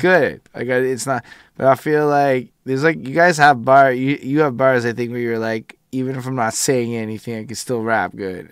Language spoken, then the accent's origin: English; Quebec, Canada; I was born here as an English person to a person who both my parents went to English school.